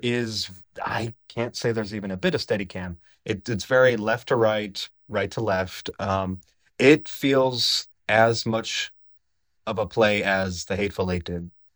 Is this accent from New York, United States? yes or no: no; Menominee, Michigan, United States; I grew up in the Upper Peninsula of Michigan in a place called Menominee, Michigan